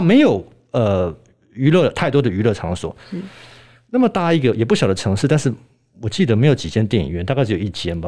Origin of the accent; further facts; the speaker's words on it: Germany; also born or lived in Leeds, United Kingdom; 我在德国长大